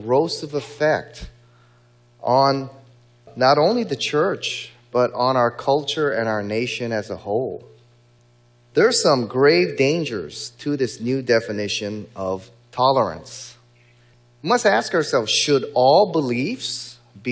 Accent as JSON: {"language": "English", "region": "Hawaii", "country": "United States", "said": "in my home state of Hawaii"}